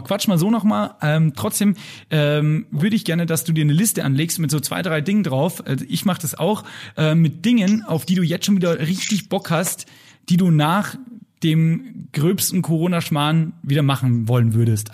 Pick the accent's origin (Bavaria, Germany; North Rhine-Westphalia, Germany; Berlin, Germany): Bavaria, Germany; Lower; ich bin ja Niederbayer